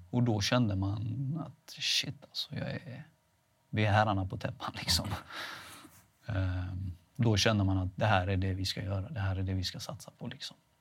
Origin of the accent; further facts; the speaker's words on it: Veinge, Halland County, Sweden; also born or lived in Halmstad / Laholm; Veinge är ju där jag kommer ifrån